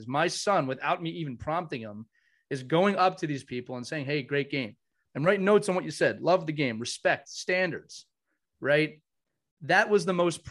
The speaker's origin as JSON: {"language": "English", "town": "Philadelphia", "region": "Pennsylvania", "country": "United States", "tie": "born or raised there", "said": "I grew up in the Philadelphia. I'm in the Philadelphia area"}